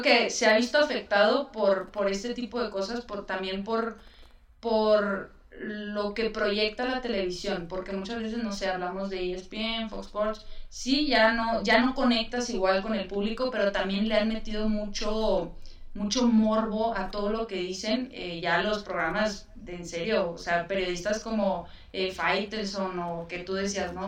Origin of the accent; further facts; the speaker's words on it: Chihuahua, Mexico; yo soy de Chihuahua